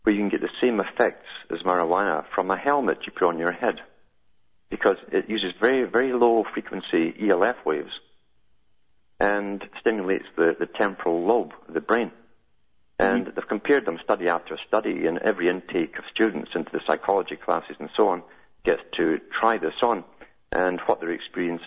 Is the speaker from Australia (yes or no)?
no; United Kingdom; when I was growing up in Britain